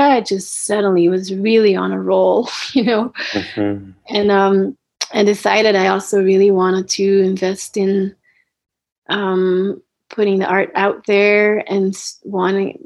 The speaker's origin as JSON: {"language": "English", "country": "Belgium", "moved": "yes", "lives_now": "United States", "said": "I was supposed to return to Belgium, um, my home country of Belgium."}